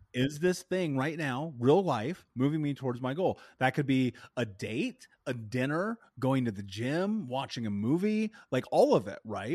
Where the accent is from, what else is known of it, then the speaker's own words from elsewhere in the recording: Indianapolis, Indiana, United States; I grew up in Indianapolis